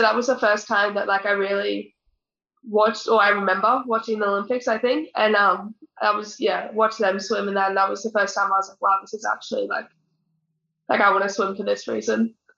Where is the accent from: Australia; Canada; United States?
Australia; North Queensland; so I grew up in North Queensland